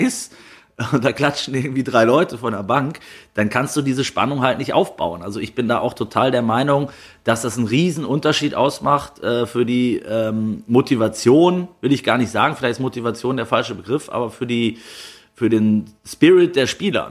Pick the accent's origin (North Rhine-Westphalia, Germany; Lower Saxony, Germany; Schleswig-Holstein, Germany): North Rhine-Westphalia, Germany; Kleve; in meiner Heimat am Niederrhein.